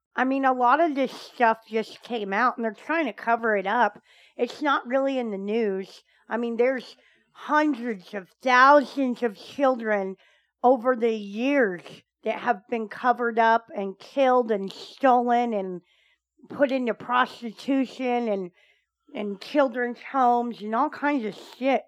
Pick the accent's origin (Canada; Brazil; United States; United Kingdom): United States; I'm an American